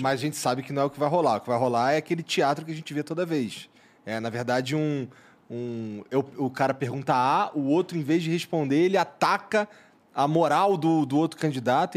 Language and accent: Portuguese; Rio de Janeiro, Brazil; moved away; eu sou carioca, eu tava no Rio